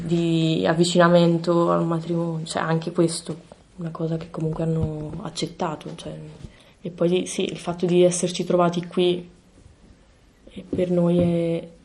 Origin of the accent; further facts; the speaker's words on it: province of Caserta, Campania, Italy; moved away as an adult; now in Bologna, Italy; sono qui a Bologna per l'università, perché sono di Caserta, cioè la provincia di Caserta